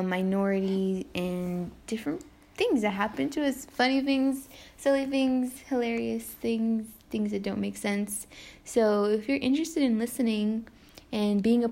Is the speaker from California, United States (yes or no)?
yes; Coachella Valley, California, United States; I'm Mexican-American. I was born and raised in Coachella Valley.